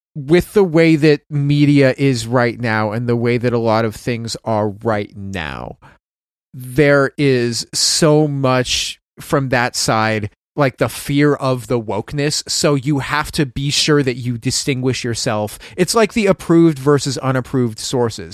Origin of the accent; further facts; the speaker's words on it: Pacific Northwest, United States; I grew up in the Pacific Northwest where people are just professional haters.